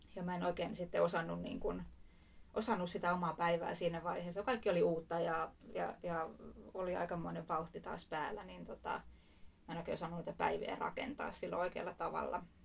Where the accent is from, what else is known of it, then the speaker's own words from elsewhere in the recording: Espoo, Uusimaa, Finland; Espoosta kotoisin